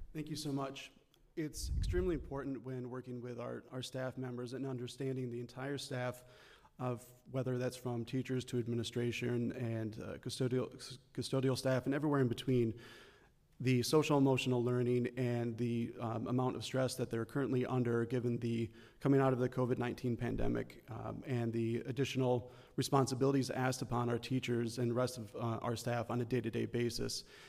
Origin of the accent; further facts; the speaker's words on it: Midland, Michigan, United States; I grew up in Midland as the son of two educators